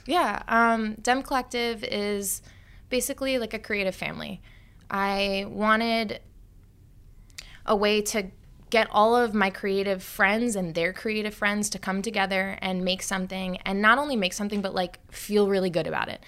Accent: Long Island, New York, United States; I grew up on Long Island

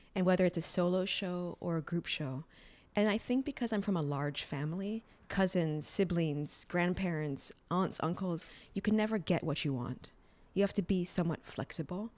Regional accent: Hawaii, United States; now in New York, United States; growing up in Hawaii without a family that was immersed in the arts and living in New York

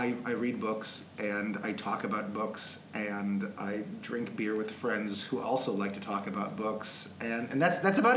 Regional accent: Milwaukee, Wisconsin, United States; moved away as an adult; also born or lived in Arizona / Washington; now in Rochester, United States; I am from Milwaukee. I was born outside of Milwaukee

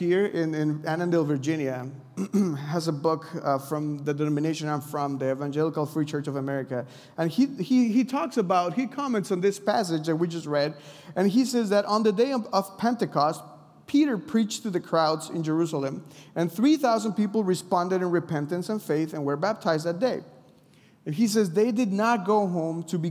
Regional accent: Mexico; I'm from Mexico

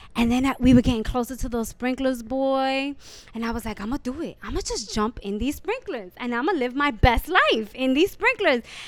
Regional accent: New York City, New York, United States; also born or lived in The Bronx, New York; I was born in the Bronx, and being back in the Bronx is very nostalgic, even though I grew up in Hell's Kitchen

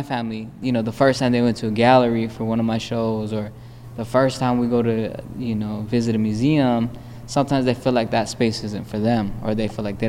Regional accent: Phoenix, Arizona, United States; moved away as an adult; now in Chicago, United States; I was born and raised in West Phoenix

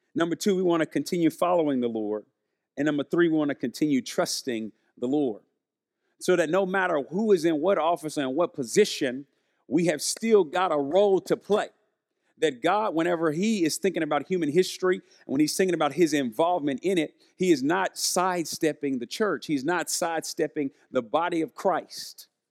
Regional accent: Arkansas, United States; I'm from Arkansas, we're living in Arkansas

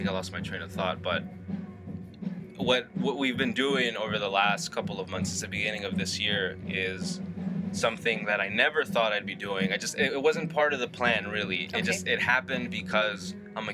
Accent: Los Angeles, California, United States; I grew up in South L.A.

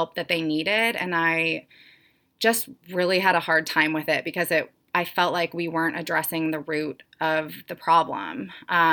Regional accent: St. Louis, Missouri, United States; moved away as an adult; also born or lived in Florida / Columbia, Missouri / Atlanta; I am from St. Louis. I've kind of lived all over, though.

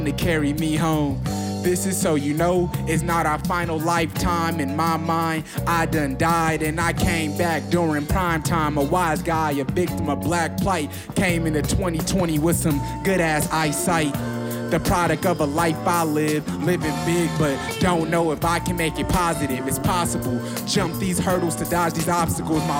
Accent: Milwaukee, Wisconsin, United States; now in Chicago, United States; I am 23 years old, and I am from Milwaukee, Wisconsin.

